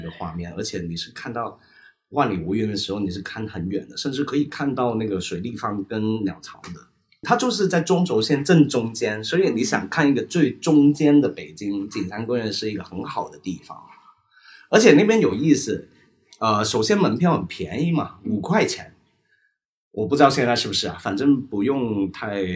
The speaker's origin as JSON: {"language": "Chinese", "country": "Hong Kong", "also_born_or_lived": "Beijing", "moved": "as an adult", "lives_now": "Shanghai, China", "said": "我们香港人"}